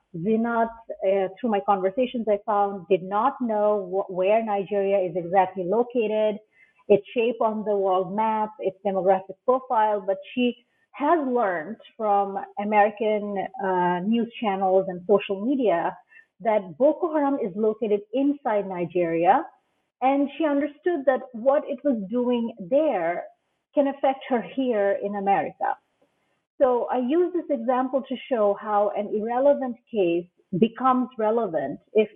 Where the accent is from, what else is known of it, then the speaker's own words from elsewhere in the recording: Bangladesh; now in United States; So I am Bangladeshi, but I wasn't, I'm not originally from Los Angeles.